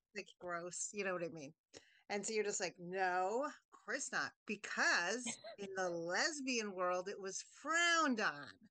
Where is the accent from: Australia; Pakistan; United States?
United States; Washington D.C. region, District of Columbia; we grew up in the Washington D.C. region